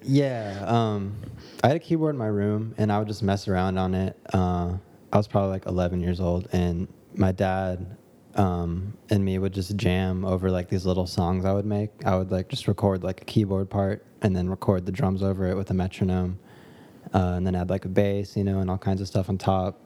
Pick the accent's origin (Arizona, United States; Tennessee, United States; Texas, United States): Texas, United States; Dallas; now in Los Angeles, United States; I live in L A, I make music, I grew up in Dallas, Texas